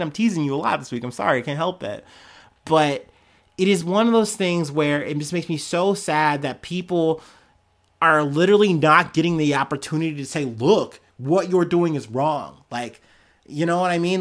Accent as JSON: {"language": "English", "country": "United States", "said": "as an American"}